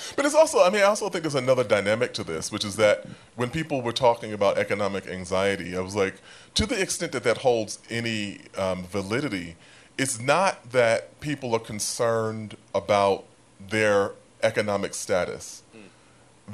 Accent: New York City, New York, United States; I am from South Jamaica

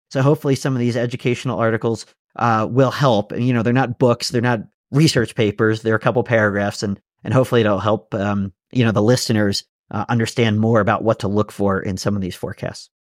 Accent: Pennsylvania, United States; moved away; I grew up skiing on the East Coast in Pennsylvania

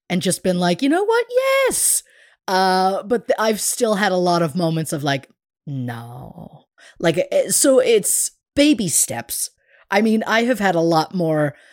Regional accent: United Kingdom; I'm very British in the way of getting a compliment and being like, like just anything but accepting and hearing those words.

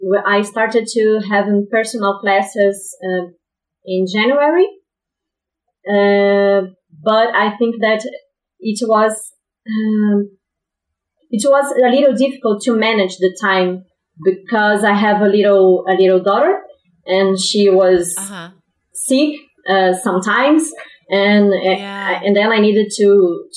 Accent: Brazil; English is a second language; also born or lived in Rio de Janeiro; I'm from Brazil. I live in Rio de Janeiro.

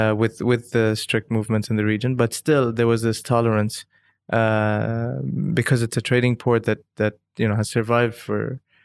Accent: Dubai, United Arab Emirates; And growing up in Dubai aside these different nationalities, speaking Arabic, speaking English, being exposed to different nationalities

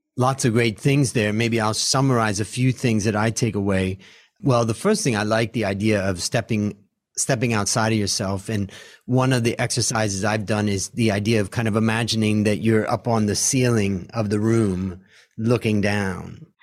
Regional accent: United States; moved away as an adult; now in Thailand; as an American who lives in Thailand now for thirty years of my life

